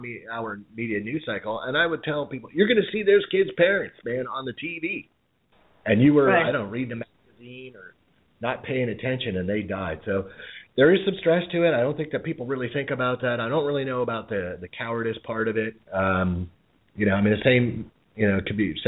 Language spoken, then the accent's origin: English; United States; as an American